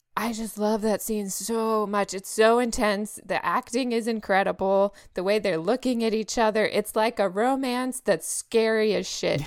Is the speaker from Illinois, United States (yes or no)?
no; Texas, United States; now in California, United States; I grew up there, so, you know, I'm a Texas girl